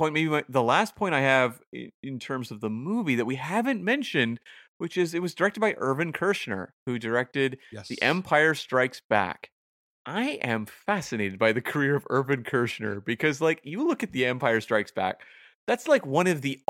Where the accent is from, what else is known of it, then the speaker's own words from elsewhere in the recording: Canada; I'm right Canadian. I've got to support the pride of Canada.